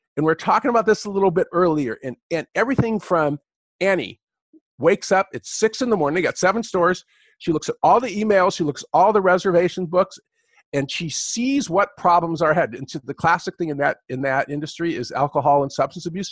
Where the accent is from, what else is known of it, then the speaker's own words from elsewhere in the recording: California, United States; also born or lived in Michigan; I'm a Californian